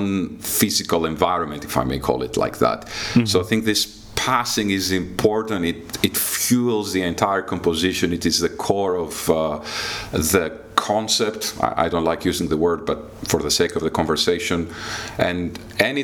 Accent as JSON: {"language": "English", "country": "Greece", "tie": "born or raised there", "also_born_or_lived": "Athens / London", "moved": "as an adult", "lives_now": "Lithuania", "said": "I was a kid growing up in Greece in the mid-80s"}